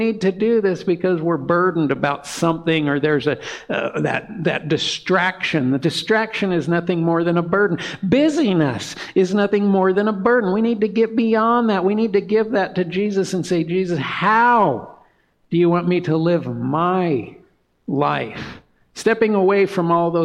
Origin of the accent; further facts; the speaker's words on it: Montana, United States; we're from Montana